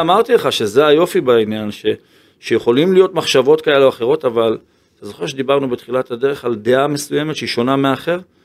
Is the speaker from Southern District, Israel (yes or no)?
yes; Ashdod, Southern District, Israel; כילד שגדל באשדוד